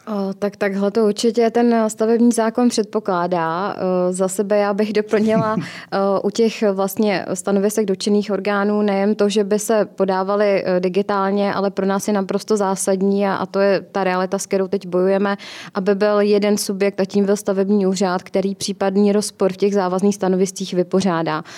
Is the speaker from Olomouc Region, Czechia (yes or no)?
no; Kolín, Central Bohemian Region, Czechia; v mém rodném městě v hmm. Kolíně